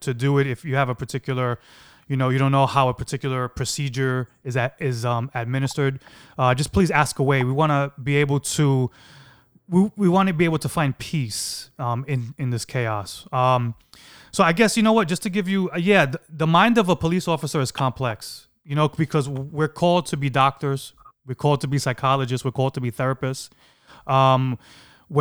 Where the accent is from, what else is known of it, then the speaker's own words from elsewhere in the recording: New York City, New York, United States; I grew up in East New York.